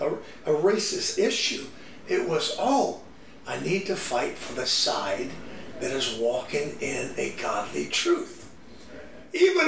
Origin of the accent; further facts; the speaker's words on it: the South, United States; I grew up in the South.